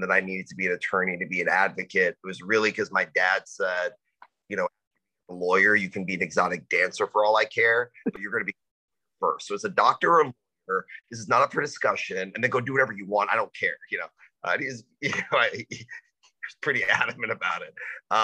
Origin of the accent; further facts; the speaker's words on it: Dallas, Texas, United States; now in Austin, United States; I kind of grew up all over Dallas